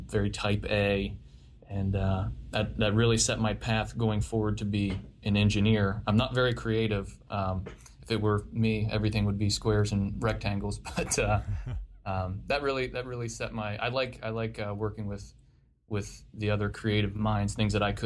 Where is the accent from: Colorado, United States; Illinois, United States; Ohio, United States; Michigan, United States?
Ohio, United States; Marietta; I grew up in Southeast Ohio in a little town called Marietta